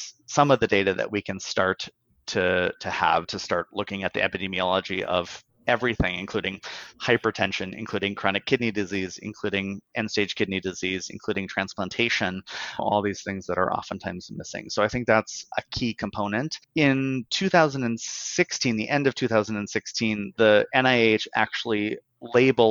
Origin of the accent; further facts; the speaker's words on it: Bismarck, North Dakota, United States; now in San Francisco, United States; I'm from Bismarck, North Dakota originally. I live in San Francisco now